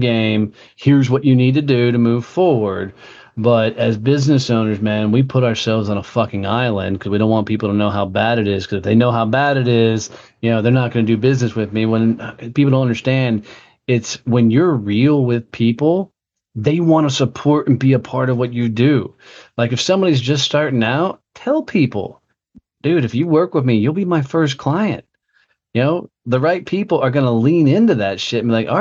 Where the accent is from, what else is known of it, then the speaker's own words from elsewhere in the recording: Fort Worth, Texas, United States; my hometown of Fort Worth